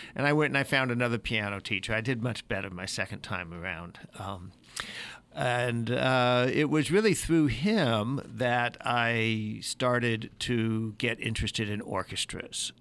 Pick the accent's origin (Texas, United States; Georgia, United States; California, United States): California, United States; San Francisco Bay Area; moved away as an adult; also born or lived in Pensacola; I grew up in California in the San Francisco Bay Area